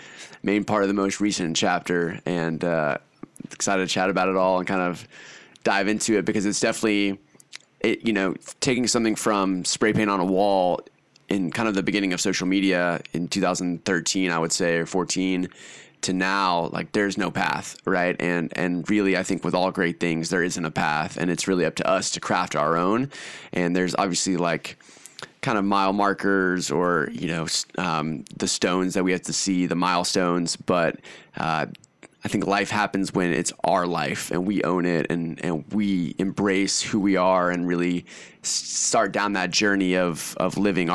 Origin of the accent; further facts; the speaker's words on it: Austin, Texas, United States; also born or lived in Hungary; So, I guess where I'm from Austin, Texas, kind of. I rep Austin, Texas, but I actually kind of grew up in Hungary. So I moved to Hungary in Eastern Europe when I was five.